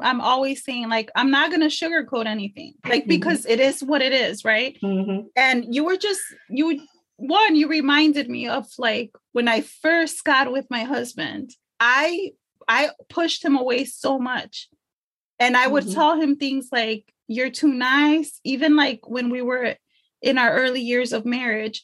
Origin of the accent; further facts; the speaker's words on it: Chicago, Illinois, United States; For all my Chicago people, I grew up in Little Village.